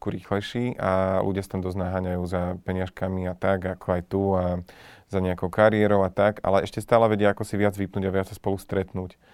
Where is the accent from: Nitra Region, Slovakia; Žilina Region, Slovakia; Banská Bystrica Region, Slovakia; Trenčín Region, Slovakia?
Žilina Region, Slovakia; now in Bratislava, Slovakia; sa mi lepšie funguje tu, ale odstupom času už by sa mi nefungovalo zlá ani na Orave. Vtedy áno, keď som odchádzal tu